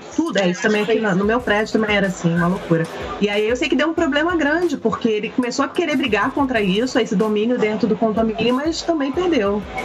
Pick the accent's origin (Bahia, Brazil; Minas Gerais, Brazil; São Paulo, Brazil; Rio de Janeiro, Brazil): Rio de Janeiro, Brazil; now in Vancouver, Canada; nós todas viemos do Rio